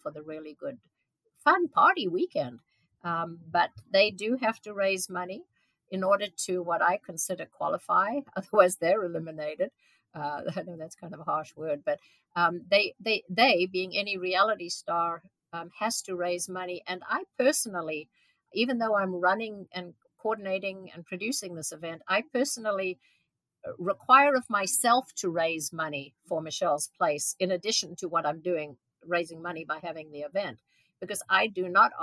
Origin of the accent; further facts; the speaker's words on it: Modderfontein, Gauteng, South Africa; moved away; I grew up in South Africa, and my father was a doctor on a fairly small town.